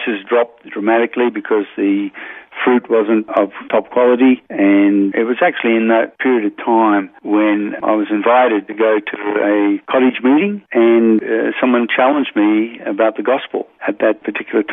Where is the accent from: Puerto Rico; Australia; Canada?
Australia; Jennings, New South Wales; now in Toowoomba, Australia; I grew up in a small village, really, on the New South Wales-Queensland border in a place called Jennings